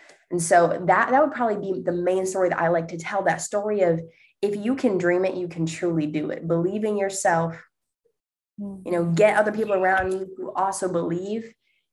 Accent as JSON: {"language": "English", "town": "La Porte", "region": "Indiana", "country": "United States", "tie": "born or raised there", "moved": "as an adult", "lives_now": "Indianapolis, United States", "said": "I grew up in Northwest Indiana, about an hour away from Chicago, okay. 20 minutes from Lake Michigan. So if that gives you any reference point, okay. It's a small town called LaPorte, Indiana"}